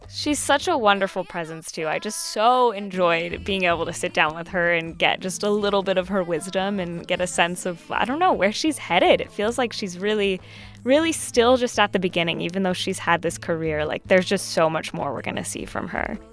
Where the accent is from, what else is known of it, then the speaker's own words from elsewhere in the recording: Southern California, United States; growing up in Southern California, I wasn't around a ton of Puerto Ricans earlier in life